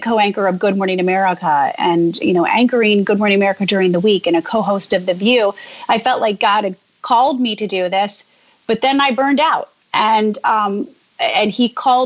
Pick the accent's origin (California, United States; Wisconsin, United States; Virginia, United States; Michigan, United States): Michigan, United States; Jackson; moved away as an adult; also born or lived in Dayton, Ohio / Cincinnati, Ohio / Chicago; now in New York, United States; I, grew up in a small town in Jackson, Michigan